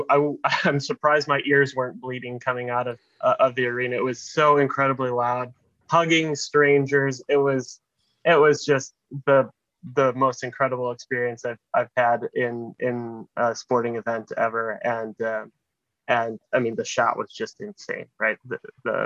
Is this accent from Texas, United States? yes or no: no; Milwaukee, Wisconsin, United States; moved away; I was raised in Milwaukee, Wisconsin